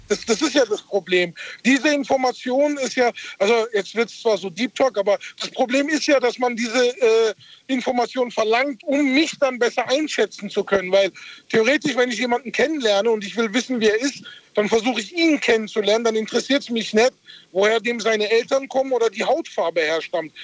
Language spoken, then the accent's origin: German; Karlsruhe, Baden-Württemberg, Germany; first language German; ich bin hier geboren und aufgewachsen in Deutschland